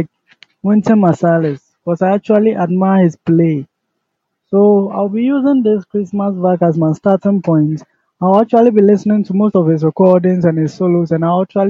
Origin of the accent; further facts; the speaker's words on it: Koforidua, Eastern Region, Ghana; I'm from Ghana, Koforidua.